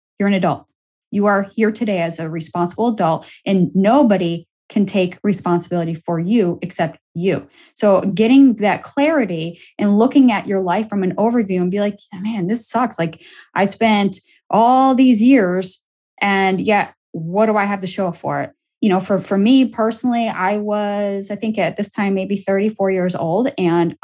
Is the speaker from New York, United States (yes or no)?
yes; Buffalo, New York, United States; moved away; I headed it back to my hometown of Buffalo, New York